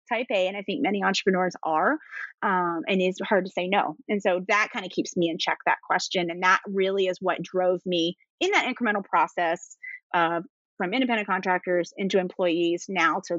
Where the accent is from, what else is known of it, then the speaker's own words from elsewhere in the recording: East Coast, United States; I talk really fast. I'm from the East Coast.